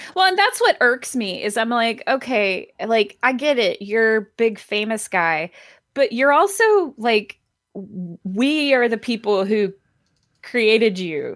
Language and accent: English; Athens, Georgia, United States; now in Atlanta, United States; I grew up in Athens